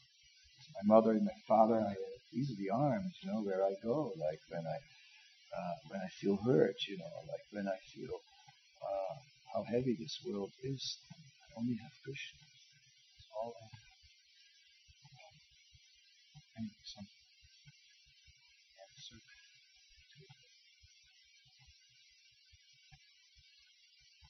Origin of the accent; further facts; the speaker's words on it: Amsterdam, North Holland, Netherlands; moved away; I'm from Amsterdam